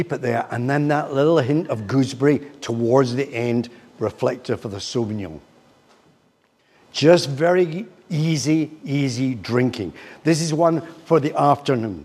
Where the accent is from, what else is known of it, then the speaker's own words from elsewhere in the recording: Glasgow, Scotland, United Kingdom; also born or lived in Troon; I come from Glasgow and Troon